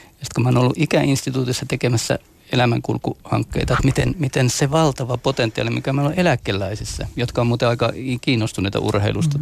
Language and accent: Finnish; Mikkeli, South Savo, Finland; meillä Mikkelissä, lähellä sulkavaa